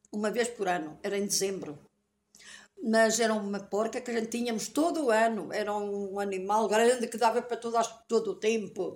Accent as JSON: {"language": "Portuguese", "country": "Portugal", "tie": "born or raised there", "also_born_or_lived": "Passo", "said": "Nasci ali no Cruzeiro, ali naquela casa que hoje está."}